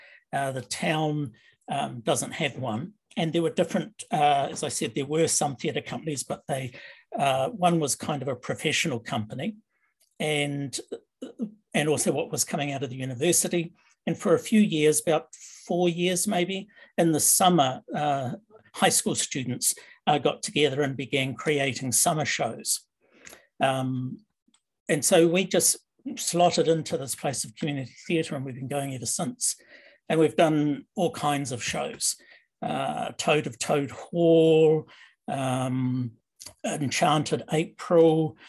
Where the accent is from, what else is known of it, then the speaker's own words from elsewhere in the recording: New Zealand; now in Canada; I came from New Zealand to live in Canada. And so a lot of my roots in theatre were more British because of the British influence in New Zealand theatre